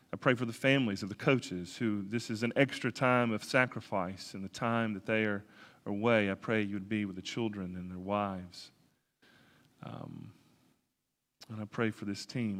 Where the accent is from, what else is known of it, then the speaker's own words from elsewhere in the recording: Alabama, United States; I grew up in Alabama